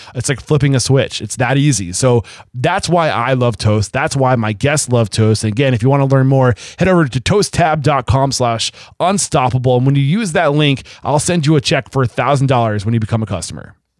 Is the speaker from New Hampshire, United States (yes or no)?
yes; Southern New Hampshire, United States; I'm from Southern New Hampshire, only an hour from